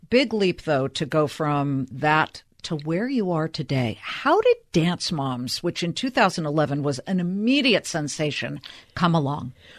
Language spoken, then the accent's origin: English; Los Angeles, California, United States; I'm from Los Angeles